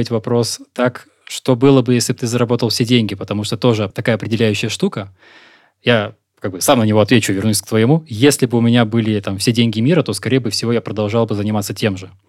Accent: Moscow Oblast, Russia; born there; also born or lived in Siberia / southern Russia; Родился я в Подмосковье. Прожил большую часть жизни в Сибири. А успел пожить на юге России.

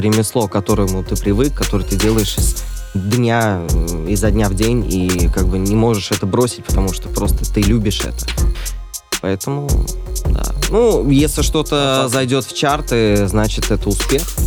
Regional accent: Orenburg, Orenburg Oblast, Russia; в моем родном городе Оренбург

